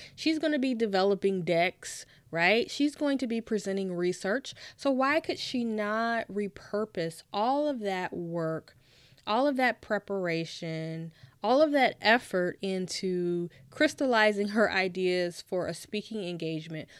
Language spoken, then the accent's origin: English; Nashville, Tennessee, United States; moved away; I'm originally from Nashville, Tennessee